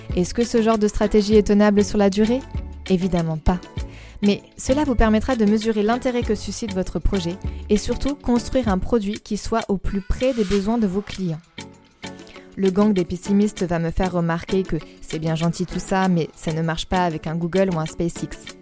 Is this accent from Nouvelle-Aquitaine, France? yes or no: yes; Poitiers, Nouvelle-Aquitaine, France; dans les rues de ma ville natale, à savoir Poitiers